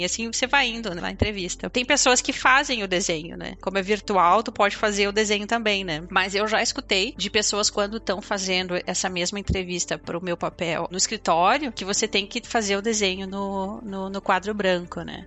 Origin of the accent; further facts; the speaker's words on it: Porto Alegre, Rio Grande do Sul, Brazil; moved away as an adult; now in Netherlands; Eu sou gaúcha, né? Sou de Porto Alegre.